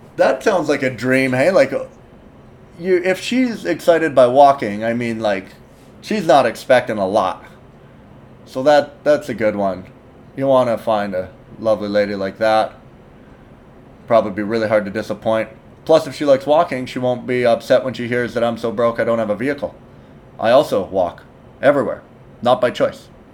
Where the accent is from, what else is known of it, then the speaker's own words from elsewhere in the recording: Canada; I'm Canadian